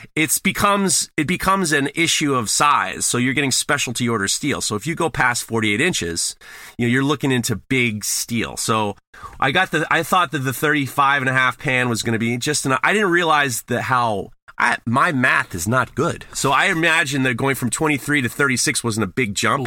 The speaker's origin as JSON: {"language": "English", "town": "New York City", "region": "New York", "country": "United States", "tie": "born or raised there", "said": "growing up in New York and being in, uh, Sep, being in New York"}